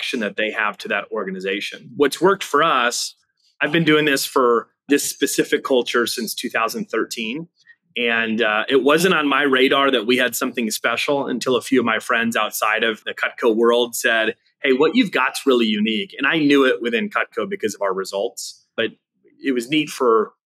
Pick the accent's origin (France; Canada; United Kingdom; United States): United States; Wisconsin; moved away as an adult; now in Austin, United States; I grew up in the Wisconsin area. And we just relocated about 8 months ago down to Austin, Texas